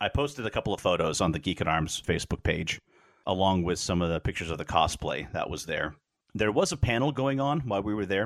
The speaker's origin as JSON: {"language": "English", "town": "Wichita", "region": "Kansas", "country": "United States", "tie": "born or raised there", "said": "we were growing up in Wichita"}